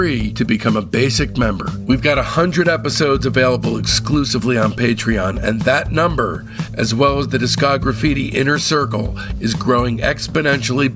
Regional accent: New Jersey, United States; moved away as an adult; also born or lived in Boston / San Francisco / Los Angeles / Long Beach; I grew up in New Jersey

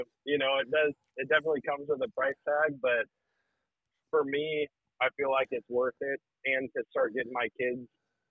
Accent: Wisconsin, United States; This is my first year out of all the years growing up in Wisconsin, my first year hunting public land in Wisconsin.

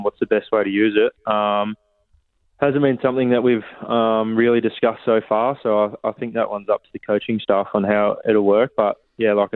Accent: Mount Gambier, South Australia, Australia; now in Geelong, Australia; I'm from Mount Gambier, which is only probably a four-hour car ride away from Geelong

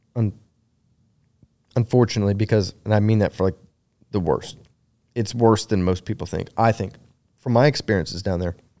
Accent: Texas, United States; moved away as an adult; also born or lived in North Carolina; I'm originally from Texas. I, I, uh, had been gone since oh two.

